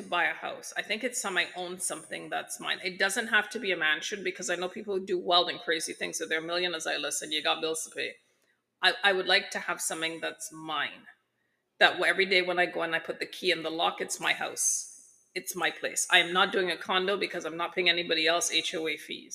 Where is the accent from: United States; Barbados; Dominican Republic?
Barbados; I'm from Barbados.